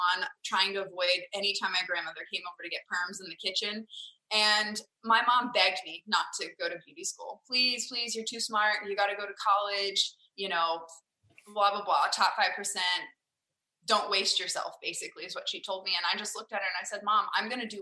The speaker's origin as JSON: {"language": "English", "town": "Farmersville", "region": "Texas", "country": "United States", "tie": "born or raised there", "lives_now": "Frisco, United States", "said": "I grew up in a tiny little country town called Farmersville, Texas"}